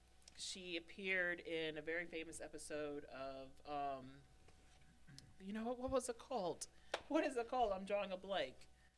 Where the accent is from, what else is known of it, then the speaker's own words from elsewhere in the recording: Binghamton, New York, United States; I was born in Binghamton.